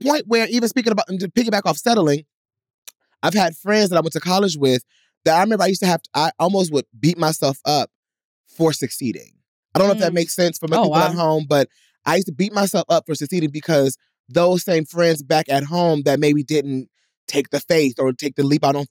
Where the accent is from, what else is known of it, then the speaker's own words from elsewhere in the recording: Detroit, Michigan, United States; moved away; I used to be in Detroit